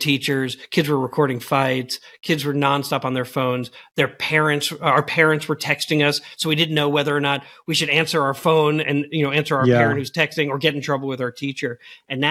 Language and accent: English; Long Island, New York, United States; now in Missouri, United States; I grew up on Long Island.